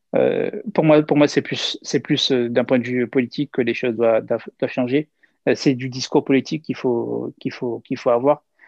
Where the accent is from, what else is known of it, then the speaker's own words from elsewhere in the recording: France; en France, on a euh, pleinement notre, notre place, euh, euh, puisqu'on est français